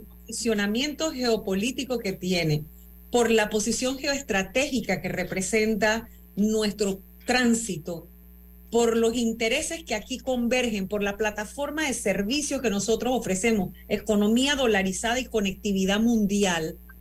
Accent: Panama

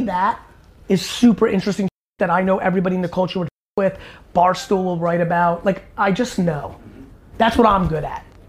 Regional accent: East Coast, United States; growing up on East Coast

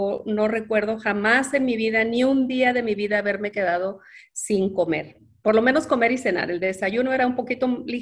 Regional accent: Ciudad Juárez, Chihuahua, Mexico; also born or lived in Mexico City; y crecí principalmente en Ciudad Juárez, Chihuahua, aunque en los recorridos de mis padres, mi papá Juan y mi mamá Andrea, en algún tiempo me tocó vivir también en la Ciudad de México cuando era muy, muy pequeñita. Realmente yo nací en Ciudad Juárez

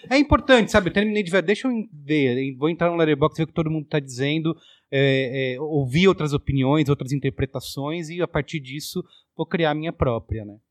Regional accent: Barbacena, Minas Gerais, Brazil; moved away; quando eu era jovem lá em Barbacena

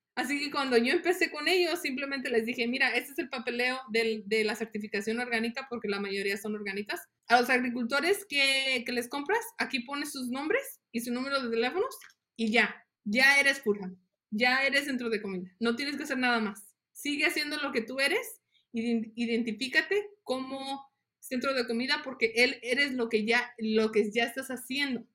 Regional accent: Las Jícamas, Guanajuato, Mexico; now in United States; yo nací en México, en un ranchito que se llama Las Jicamas, en el estado de Guanajuato. Inmigré con mi familia en el 94

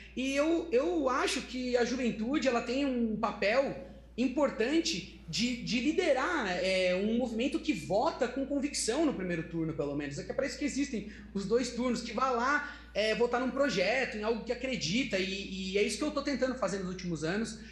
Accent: Socorro, São Paulo, Brazil; Eu sou, eu sou de uma cidade pequena do interior de São Paulo, é, que se chama Socorro

